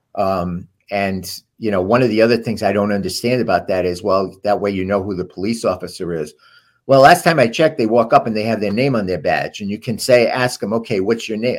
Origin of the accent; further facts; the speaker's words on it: Providence, Rhode Island, United States; how I grew up in Silver Lake and Providence